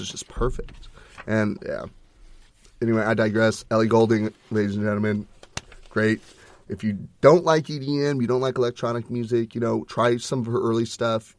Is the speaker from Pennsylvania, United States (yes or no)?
no; Texas, United States; We're, we're from Texas. We're Texas boys